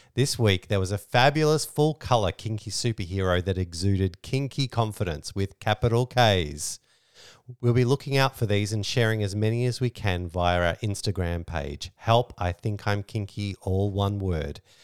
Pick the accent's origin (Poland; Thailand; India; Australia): Australia; We're Australian